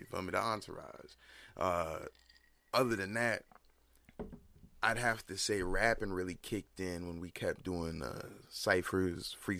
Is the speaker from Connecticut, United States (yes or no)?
yes; Bridgeport, Connecticut, United States; I was born in Bridgeport, Connecticut.